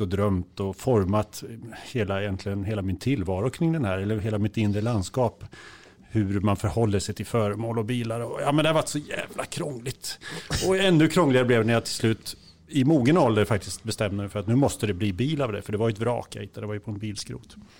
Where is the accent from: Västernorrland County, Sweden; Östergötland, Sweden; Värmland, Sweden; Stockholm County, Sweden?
Östergötland, Sweden; Kisa; hemma i Kisa